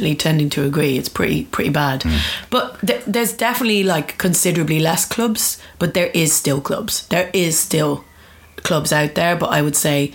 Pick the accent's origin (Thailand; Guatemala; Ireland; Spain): Ireland; Dublin, Leinster; I grew up in Dublin